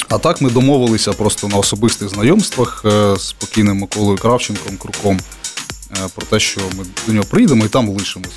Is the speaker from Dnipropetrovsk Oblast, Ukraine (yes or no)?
yes; Kryvyi Rih, Dnipropetrovsk Oblast, Ukraine; also born or lived in Zhovti Vody; я з Кривого Рогу